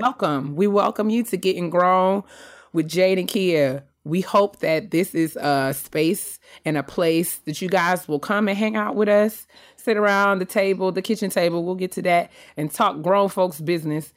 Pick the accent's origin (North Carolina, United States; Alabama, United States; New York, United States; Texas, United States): New York, United States; White Plains; now in Silver Spring, United States; That's where I'm born. That's where I was raised